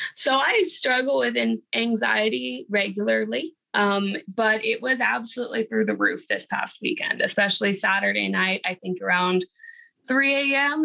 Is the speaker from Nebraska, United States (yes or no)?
no; Houston, Texas, United States; also born or lived in Austin, Texas; I'm from Austin, Texas, born and raised in Houston